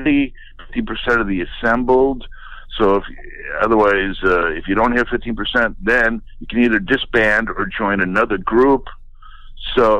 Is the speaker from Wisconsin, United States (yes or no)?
yes; Wisconsin, United States; I grew up in Wisconsin, so I have those Midwestern values